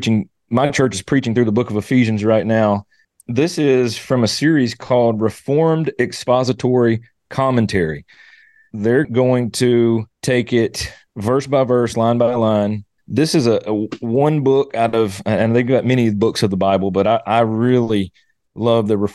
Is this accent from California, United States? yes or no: no; Mississippi, United States; now in Arkansas, United States; I'm originally from Mississippi and living here in Arkansas now. So either way, I'm a Southern